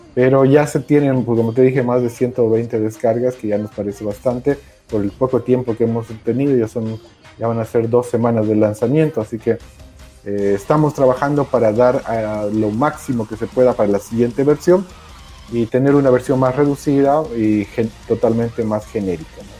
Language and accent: Spanish; Bolivia; Todos los que estamos participando somos bolivianos